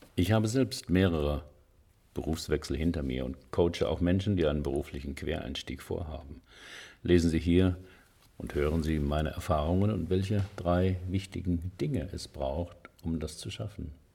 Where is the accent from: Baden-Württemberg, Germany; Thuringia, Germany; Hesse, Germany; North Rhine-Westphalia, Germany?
Baden-Württemberg, Germany; Heidelberg; die Uni Heidelberg, meine Heimatstadt